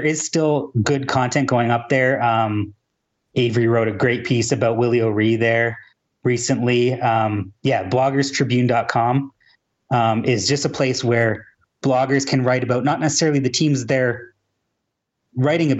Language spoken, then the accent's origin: English; Toronto, Ontario, Canada; I'm from Toronto